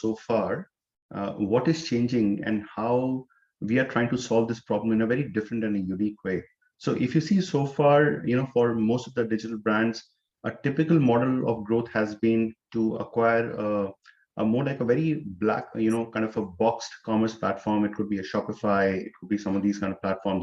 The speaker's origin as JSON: {"language": "English", "town": "Chamba", "region": "Himachal Pradesh", "country": "India", "tie": "born or raised there", "also_born_or_lived": "Chandigarh / Delhi / Hyderabad", "moved": "as an adult", "lives_now": "New Jersey, United States", "said": "originally I'm from India, from a town called Chamba in Himachal Pradesh. I was born and brought up there"}